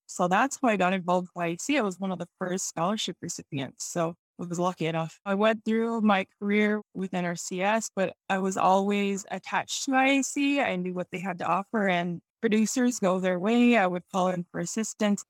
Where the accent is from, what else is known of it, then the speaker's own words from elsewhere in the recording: Mandan, Hidatsa and Arikara Nation, North Dakota, United States; moved away as an adult; now in Cheyenne River Indian Reservation, United States; I'm originally from North Dakota. I was born on the Mandan Hadassah Rickaron Nation and raised in the Hadassah culture